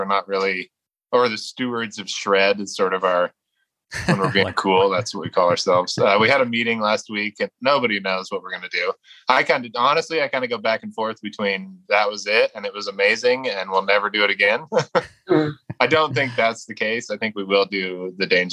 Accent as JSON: {"language": "English", "region": "Iowa", "country": "United States", "tie": "born or raised there", "moved": "yes", "lives_now": "Las Cruces, United States", "said": "I grew up in Iowa"}